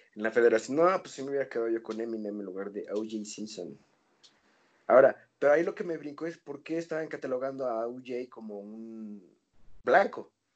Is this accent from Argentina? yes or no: no; Toluca, State of Mexico, Mexico; somos de Toluca, somos blancos y somos privilegiados